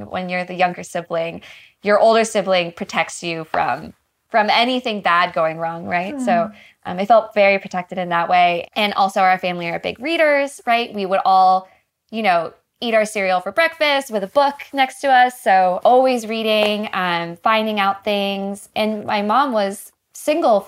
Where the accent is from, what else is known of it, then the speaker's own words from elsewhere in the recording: North Carolina, United States; moved away; I grew up in North Carolina in a very, very tiny town outside of Raleigh